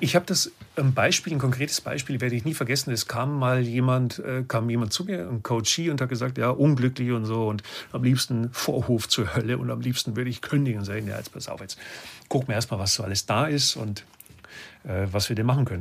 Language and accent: German; Lower Bavaria, Germany; Ich komme aus Bayern